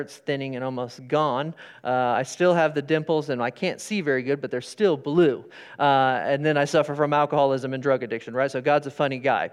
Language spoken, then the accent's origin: English; Sterling, Kansas, United States; I grew up in Sterling